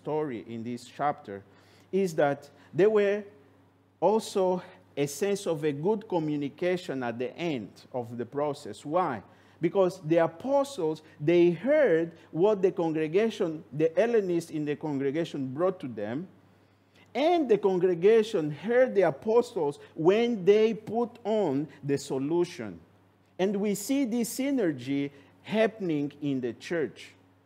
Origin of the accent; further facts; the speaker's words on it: Angola; simply because that brother is from Angola, I am from Angola, then we can get together because we have the same culture.